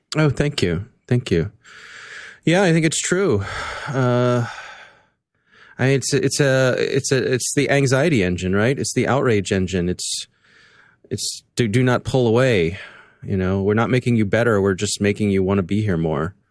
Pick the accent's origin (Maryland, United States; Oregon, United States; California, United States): Maryland, United States; Columbia; born or raised there